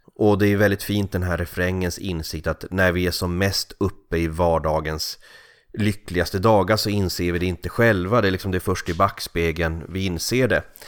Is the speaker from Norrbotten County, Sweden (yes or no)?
yes; Kalix, Norrbotten County, Sweden; now in Gothenburg, Sweden; min barndoms gator i Kalix eller i, i byn Risegrund där jag växte upp.